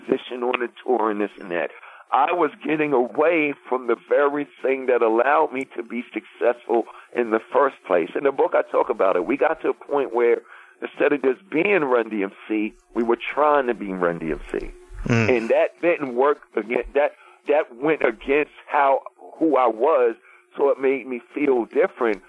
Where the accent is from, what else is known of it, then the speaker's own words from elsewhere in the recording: New York City, New York, United States; from Hollis, Queens